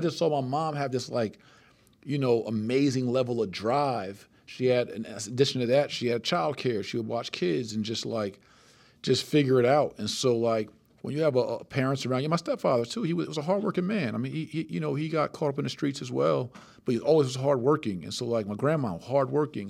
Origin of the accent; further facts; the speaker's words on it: Plainfield, New Jersey, United States; six, seven years old in Plainfield, New Jersey